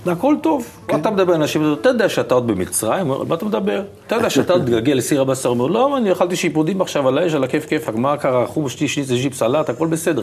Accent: Petah Tikva, Central District, Israel; also born or lived in Tel Aviv; פה נולדתי

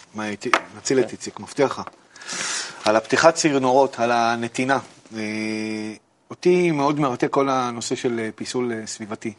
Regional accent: Ramat Gan, Tel Aviv District, Israel; אני גדלתי ברמת גן

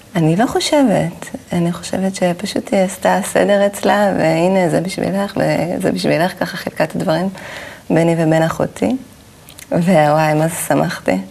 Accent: Caesarea, Haifa District, Israel; אני גדלתי בקיסריה

